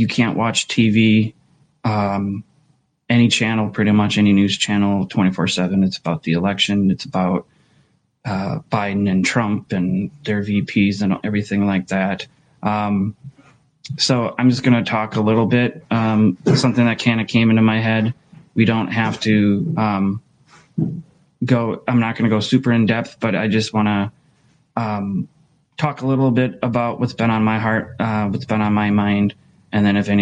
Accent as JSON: {"language": "English", "country": "United States", "tie": "born or raised there", "said": "as an American and someone who's lived here my whole life in the States"}